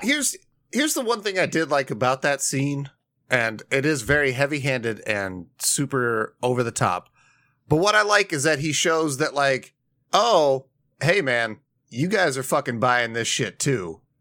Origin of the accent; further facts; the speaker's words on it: Indiana, United States; my home state of Indiana